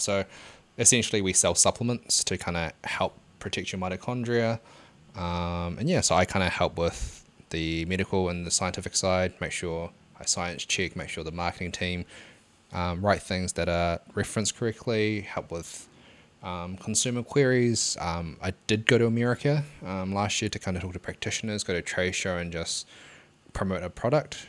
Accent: Hamilton, Waikato, New Zealand; I, I'm from Hamilton as well

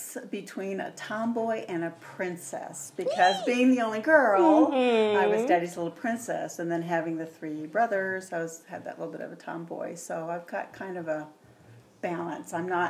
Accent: Tidewater, Virginia, United States; now in Arizona, United States; I'm from Virginia. Oh, really? What part? The Tidewater area, which is like Norfolk, Virginia Beach, Newport News. It's down the southern, just above North Carolina.

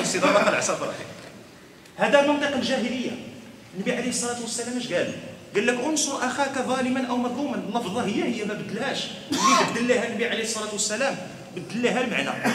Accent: Morocco; حنا عندنا في المغرب

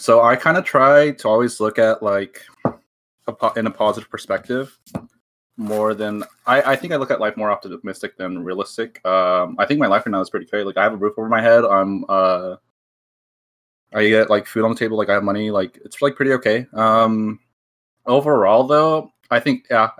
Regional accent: Southern California, United States; I'm from Southern California

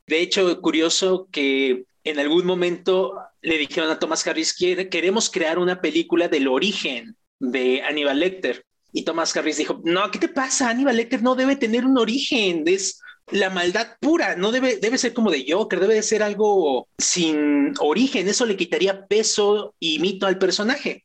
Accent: Mexico; also born or lived in Mexico City; dentro de mi contexto mexicano, me siento muy identificado

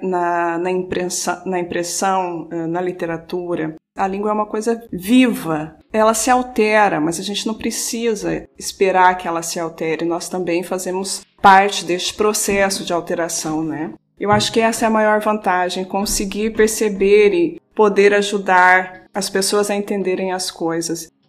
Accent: southern Minas Gerais, Brazil; accent: retroflex R; moved away as an adult; also born or lived in Porto, Portugal; now in Portugal; Sou mineira do sul de Minas. Uh, devem ouvir aí na minha fala algum R retro, retroflexo

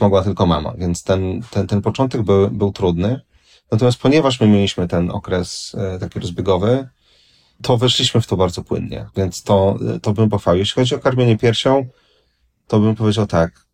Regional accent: Warsaw, Masovian Voivodeship, Poland; jestem z Warszawy

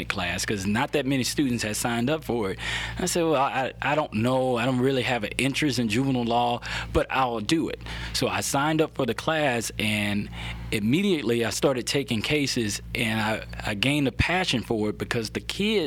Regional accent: Gulfport, Mississippi, United States; moved away as an adult; now in Baton Rouge, United States; grew up in Gulfport, Mississippi, but I didn't have my father there

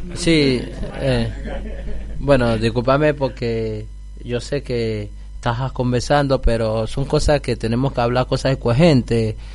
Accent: Colombia; now in Argentina

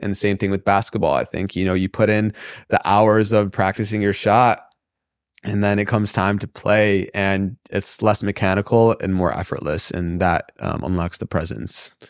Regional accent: Michigan, United States; growing up in the Midwest in Michigan

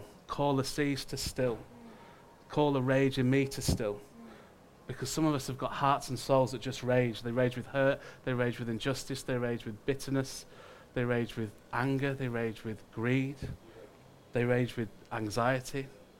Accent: United Kingdom; but just us as Brits, had been at war in conflict for every day

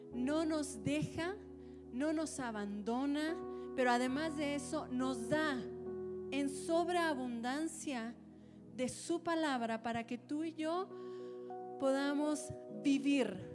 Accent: Antioquia, Colombia; moved away; yo crecí en Antioquía, de hecho, no, no, no nací, pero crecí en Antioquía

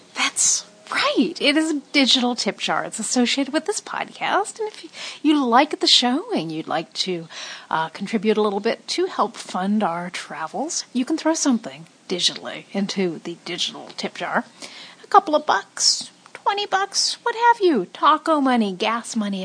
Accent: Los Angeles, California, United States; As a kid in Hollywood

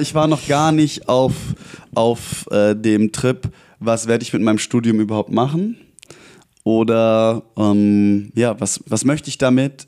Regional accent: near Aalen, Baden-Württemberg, Germany; moved away as an adult; also born or lived in Berlin / Jena; now in Frankfurt, Germany; dann in die Kleinstadt Richtung Aalen gezogen mit meiner Mama. Äh, dort aufgewachsen

